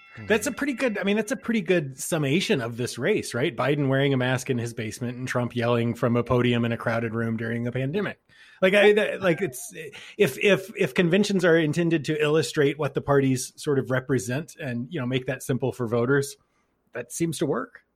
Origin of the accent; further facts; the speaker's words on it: Texas, United States; now in Keene, New Hampshire, United States; I'm from Texas originally